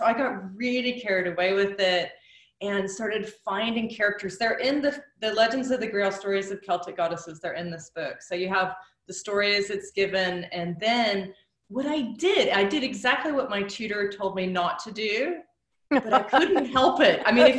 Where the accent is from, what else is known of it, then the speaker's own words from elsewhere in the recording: United States; I came over from the United States, and I'm in London